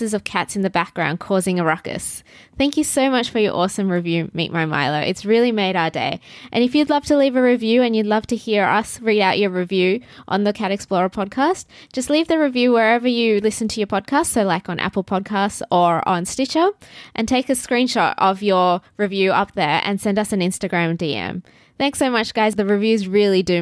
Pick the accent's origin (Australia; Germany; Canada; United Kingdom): Australia; Aussies at heart